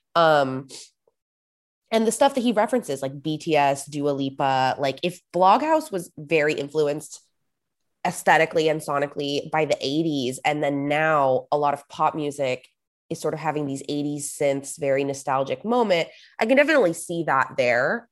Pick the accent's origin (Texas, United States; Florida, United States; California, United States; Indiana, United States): California, United States; Los Angeles; also born or lived in San Francisco / New York; I grew up in Los Angeles, um, that's where I live now